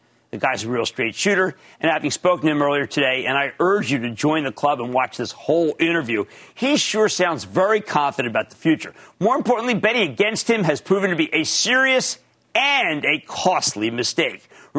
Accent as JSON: {"language": "English", "region": "Pennsylvania", "country": "United States", "tie": "born or raised there", "moved": "yes", "said": "from my home state of Pennsylvania"}